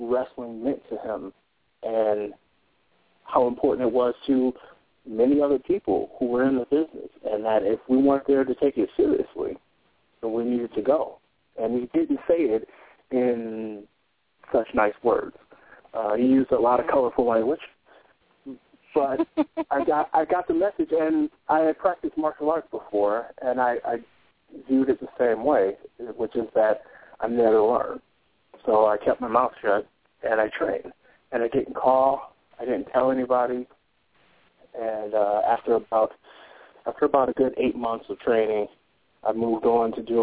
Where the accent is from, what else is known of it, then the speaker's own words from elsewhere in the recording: Detroit, Michigan, United States; moved away as an adult; also born or lived in California / Cincinnati; I'm from Detroit originally, born and raised in Detroit.